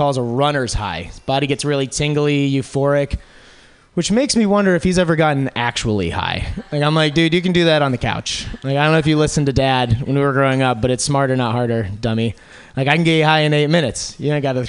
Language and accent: English; upstate New York, United States; moved away; I'm actually from New York. Not like the glamorous New York that everybody thinks of that smells like hot garbage in the summer. But the one that's a little farther upstate, kind of just to give you an idea, like the type of area that I grew up in is very rural